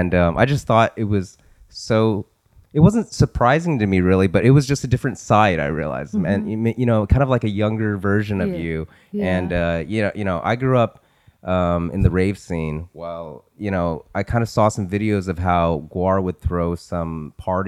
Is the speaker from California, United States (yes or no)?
no; Richmond, Virginia, United States; we're originally from Richmond